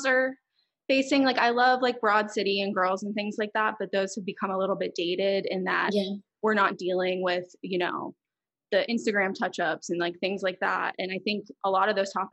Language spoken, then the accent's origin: English; Ridgeley, West Virginia, United States; moved away as an adult; also born or lived in Cumberland, Maryland / Pittsburgh, Pennsylvania; now in Los Angeles, United States; I didn't technically grow up in Cumberland, Maryland. I lived in Ridgely, West Virginia. That's where my house was. And then I went to high school in Maryland